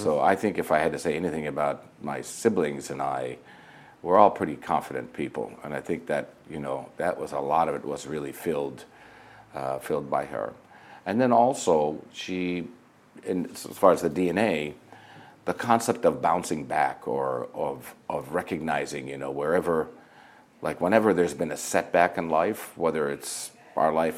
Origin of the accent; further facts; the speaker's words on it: Flint, Michigan, United States; moved away as an adult; also born or lived in Nazareth, Israel / New York; I was born and raised in Nazareth, Israel, and my parents I have five siblings, two brothers, three sisters, and my parents, when they were 39 years old, decided to immigrate to the United States, which ironically was from Nazareth, Israel to Flint, Michigan. So, you know, went through most of school in Michigan